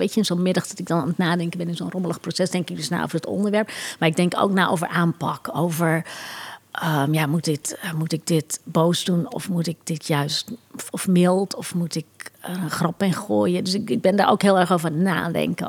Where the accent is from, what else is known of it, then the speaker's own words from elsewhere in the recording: Curaçao; Ik groeide op op Curaçao